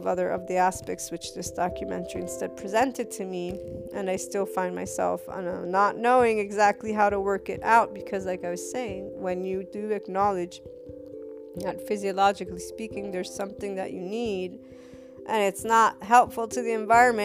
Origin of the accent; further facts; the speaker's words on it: United States; I thought as an American